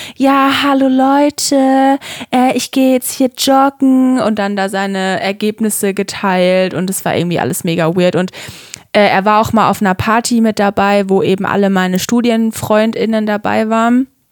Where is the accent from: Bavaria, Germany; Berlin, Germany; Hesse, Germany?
Bavaria, Germany; Würzburg area; ich komme ja auch aus der Umgebung Würzburg